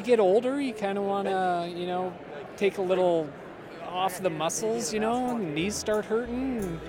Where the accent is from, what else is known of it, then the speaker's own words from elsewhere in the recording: Madrid, Iowa, United States; I'm from Madrid, Iowa, just north of Des Moines.